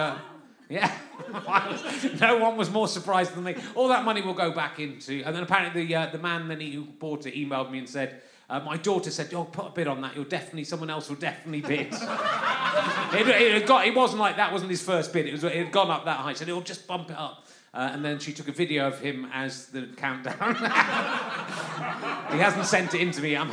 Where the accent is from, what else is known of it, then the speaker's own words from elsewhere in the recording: London, United Kingdom; I come from London